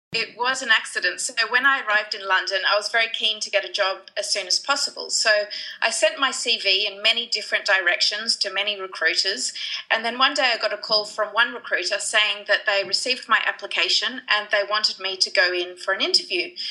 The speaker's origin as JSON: {"language": "English", "town": "Sydney", "region": "New South Wales", "country": "Australia", "tie": "born or raised there", "also_born_or_lived": "United Kingdom / Greece", "moved": "as an adult", "said": "I grew up in Sydney, Australia, but I've spent quite a few years overseas."}